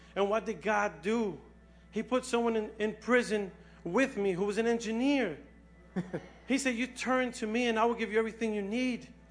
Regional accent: New York City, New York, United States; I was born and raised here in the Bronx. Um, I was raised on Watson Avenue

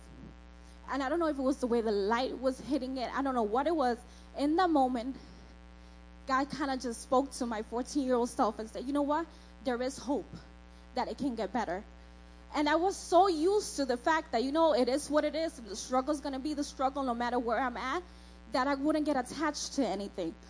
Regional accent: New York, United States; born or raised there; also born or lived in Dominican Republic

